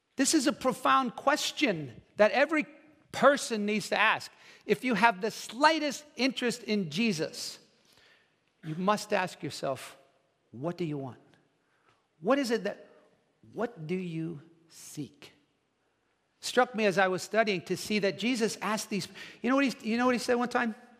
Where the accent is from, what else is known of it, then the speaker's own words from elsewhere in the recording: New Jersey, United States; also born or lived in Dallas, Texas / Deptford, New Jersey; I'm from New Jersey